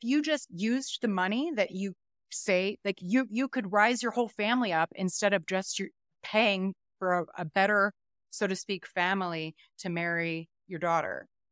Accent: United States; now in Denver, United States; I'm American

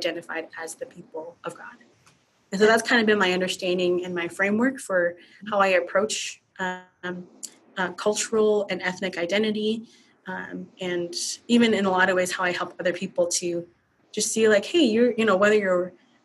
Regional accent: United States; my nationality, I'm an American. My ethnicity is Hmong

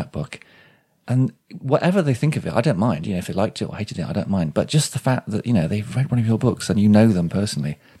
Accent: Shrewsbury, West Midlands, United Kingdom; moved away as an adult; also born or lived in South West England / South East England / London; it is my hometown, even though I haven't, you know, I lived away for a lot in the southwest and the southeast

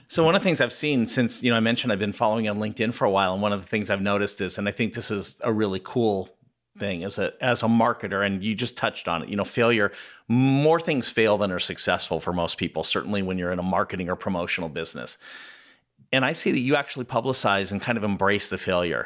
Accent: Southern California, United States; I grew up in Southern California

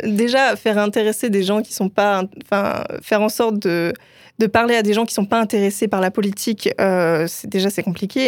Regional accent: Brest, Brittany, France; moi, je viens de Brest

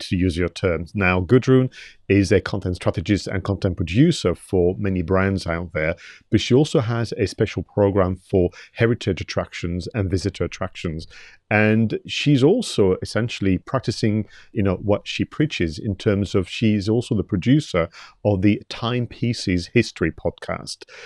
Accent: Toulouse, Occitania, France; moved away; I was born in Toulouse in the south of France

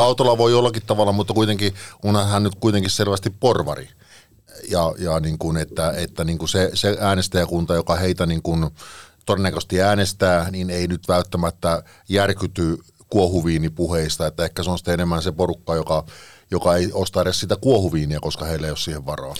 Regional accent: Parkano, Pirkanmaa, Finland; now in Espoo, Finland; rakkaassa kotikaupungissani, niin jonka, jonka nyt haluan tässä mainita kuitenkin, niin Parkanosta.

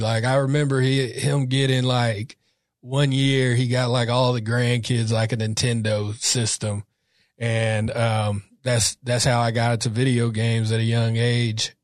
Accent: Sacramento, California, United States; I'm from Sac, North, North Sacramento. Um, grew up in a, a really Catholic back around, went to Catholic school from K to eight

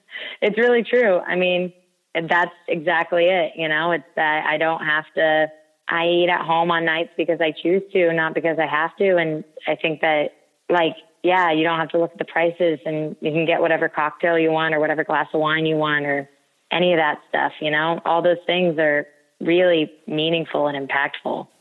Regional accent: United States; We in America

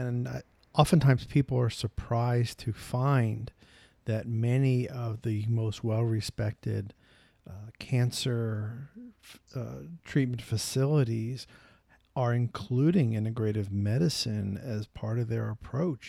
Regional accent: New York, United States; I'm from New York

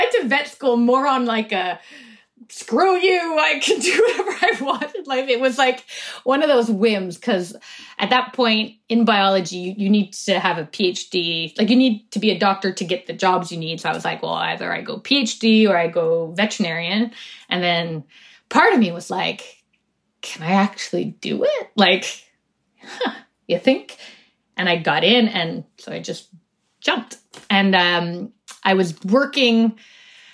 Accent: Canada; also born or lived in United States; I was born in the States, actually. I was two when we came back.

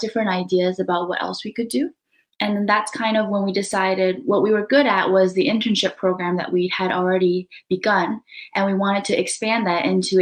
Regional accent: Canada; moved away as an adult; now in Kamikatsu, Japan; I'm from Canada

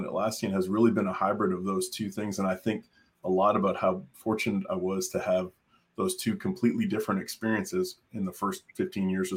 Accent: Canada; moved away as an adult; now in Austin, United States; I grew up in Canada

